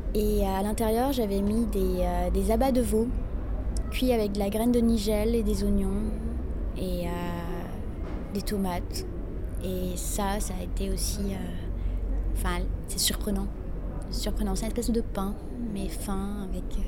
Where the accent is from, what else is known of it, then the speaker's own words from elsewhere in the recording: Morocco; Chez nous, au Maroc